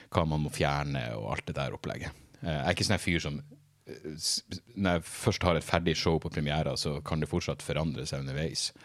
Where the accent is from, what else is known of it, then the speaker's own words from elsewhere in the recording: Narvik, Nordland, Norway; i Narvik, der jeg vokste opp